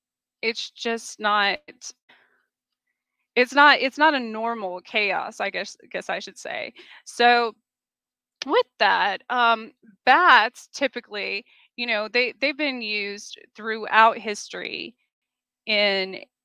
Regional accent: Southwest, United States; I came from the Southwest, so it's very common for animals to be associated with our spirit guides.

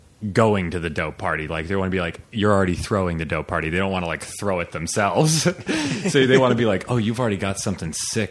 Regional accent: Aspen, Colorado, United States; moved away as an adult; also born or lived in Chiapas, Mexico / Hopi and Lakota reservations; now in Los Angeles, United States; I grew up in Aspen, Colorado / in Mexico with my with my famous, infamous mother.

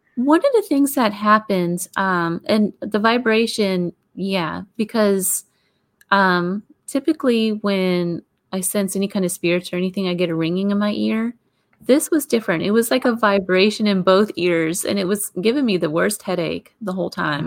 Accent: Pittsburgh, Pennsylvania, United States; I grew up there in Pittsburgh.

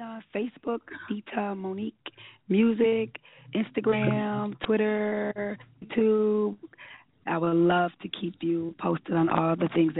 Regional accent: Rochester, New York, United States; And I have to give a shout out to my hometown, Rochester, New York

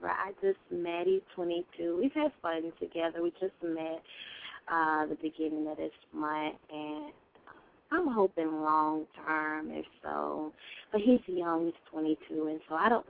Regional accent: Daytona Beach, Florida, United States; I was born in Daytona Beach, Florida

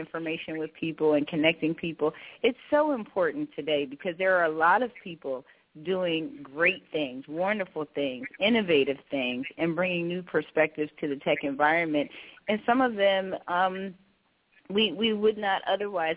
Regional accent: Philadelphia, Pennsylvania, United States; I'm born and raised in Philadelphia, Pennsylvania

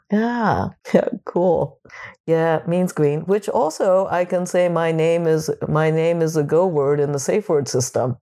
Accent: Japan; moved away; When I was a kid, I would get teased, growing up in Japan

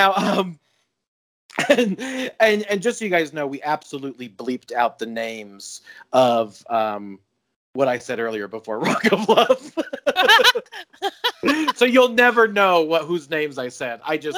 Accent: Colorado, United States; I watched Flava Flav's love life as a young child growing up

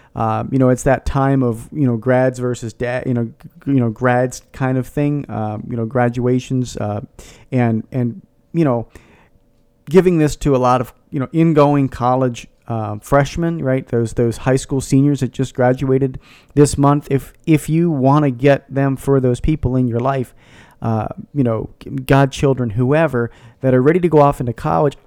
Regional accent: Philadelphia, Pennsylvania, United States; I grew up in the Philadelphia area

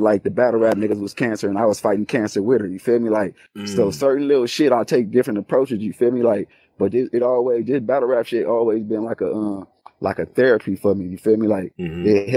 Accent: West Coast, United States; I was from the West Coast

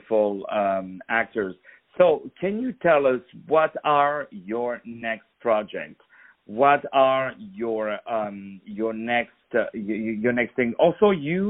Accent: France; I'm from France

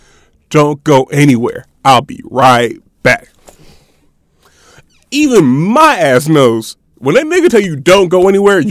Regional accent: Cincinnati, Ohio, United States; I'm a junior. I'm from Cincinnati.

